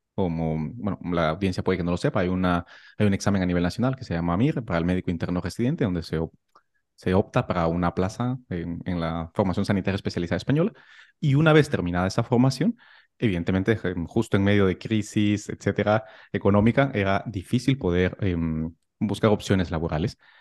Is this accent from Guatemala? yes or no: yes; Guatemala; moved away as an adult; also born or lived in Madrid, Spain; now in Palma de Mallorca, Spain; nací en Guatemala, hice la carrera de medicina allí